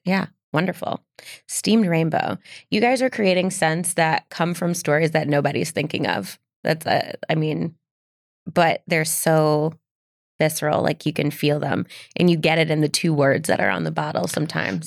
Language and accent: English; Midwest, United States; I'm from the Midwest